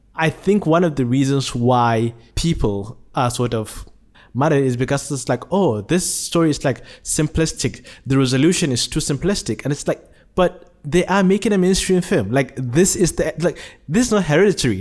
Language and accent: English; Nigeria; now in Malaysia; I was born in Nigeria, but have been living in Malaysia for the past sixteen years